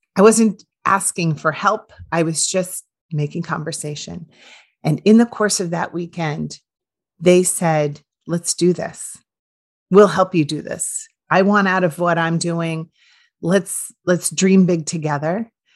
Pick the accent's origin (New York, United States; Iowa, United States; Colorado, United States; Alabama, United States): Iowa, United States; moved away as an adult; I moved from nowhere, Iowa, and that is no offense to anyone who still lives in my town